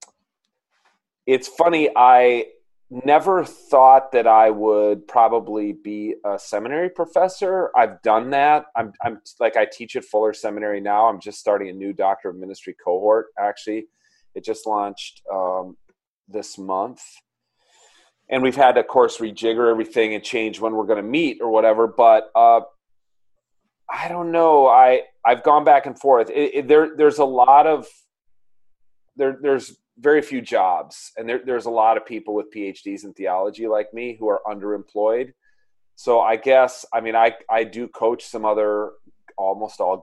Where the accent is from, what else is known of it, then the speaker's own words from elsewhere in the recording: Minnesota, United States; also born or lived in California; I grew up here in Minnesota